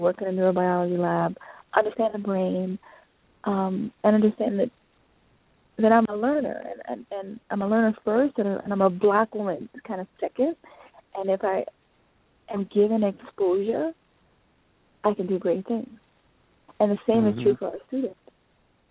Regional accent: United States; I'm declared an African, born and raised in America

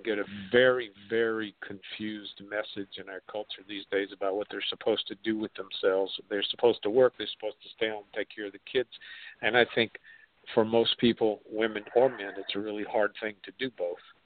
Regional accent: South Carolina, United States; I grew up in South Carolina and went to school there

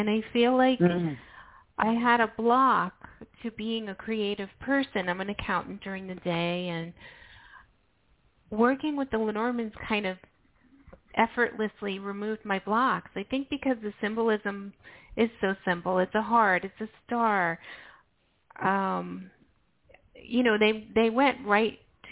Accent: New York, United States; I'm a New Yorker

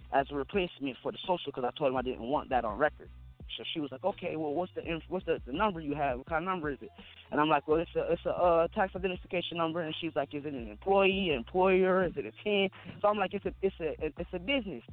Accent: Wayne County, Michigan, United States; I was born here in Wayne County

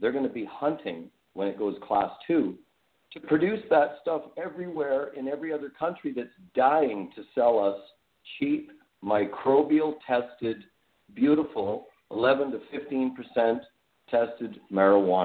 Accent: British Columbia, Canada; also born or lived in Alberta; I was born in Alberta, but lived in British Columbia my whole life

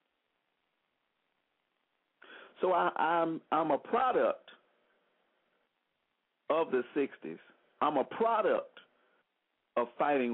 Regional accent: Selma, Alabama, United States; I grew up in Selma, Alabama

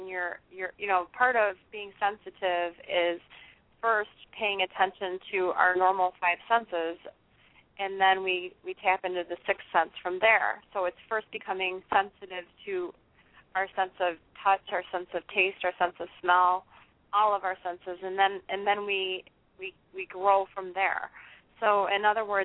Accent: Chicago, Illinois, United States; I'm pretty much from the Chicago area

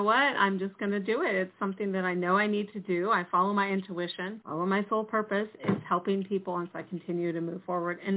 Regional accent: California, United States; moved away as an adult; also born or lived in Cleveland, Ohio; I was born in California

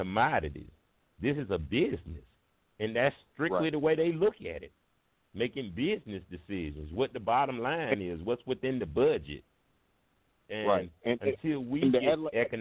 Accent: United States; I'm from Baptist Hill. I grew up with Mailbox

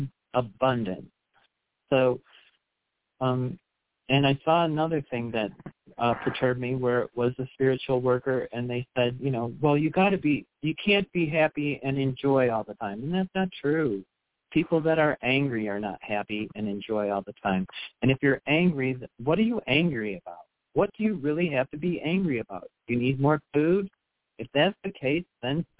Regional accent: United States; I grew up in the United States, and I have a sister who's interracially married

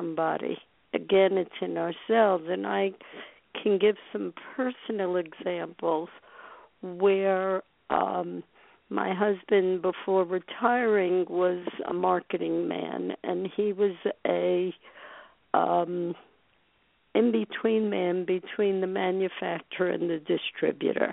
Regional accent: New York City, New York, United States; as a little girl growing up in Brooklyn

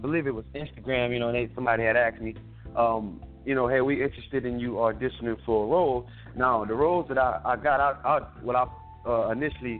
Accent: Miami, Florida, United States; also born or lived in California; now in Atlanta, United States; I'm coming from born and raised originally in Miami, Florida. From Florida, I moved to California.

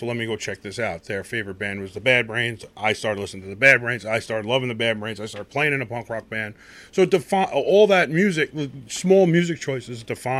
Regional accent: New York City, New York, United States; also born or lived in Ozone Park, Queens; I grew up in Woodhaven, and then Ozone Park, very Italian neighborhood, Goombas, Guidos, and I have a lot of that in me.

